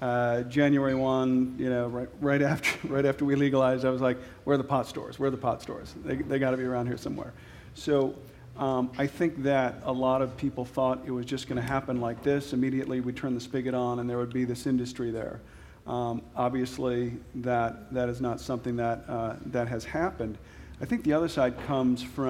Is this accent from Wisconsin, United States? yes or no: yes; Wisconsin, United States; moved away; I'm from Wisconsin.